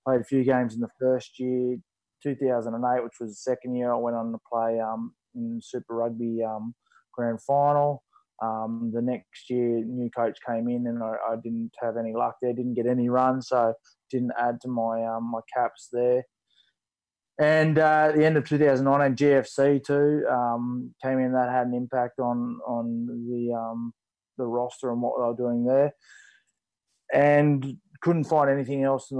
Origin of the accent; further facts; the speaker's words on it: Dubbo, New South Wales, Australia; also born or lived in Alice Springs, Northern Territory / Barkly Tableland, Northern Territory; I was born in Alice Springs, but actually grew up on some of Australia's biggest cattle stations a good way from Alice Springs, up on the Barkley Tablelands, Brunette Downs and Avon Downs, and we're up there for 6 or 7 years before moving back to Dubbo